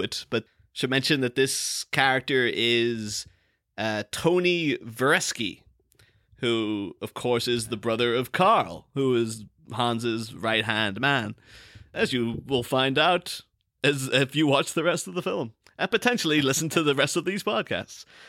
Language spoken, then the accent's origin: English; Ireland; I'm from a small town in, in Ireland